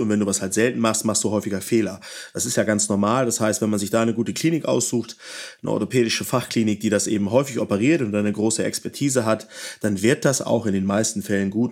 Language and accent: German; Northern Germany, Germany; Ich komme ja aus dem Norden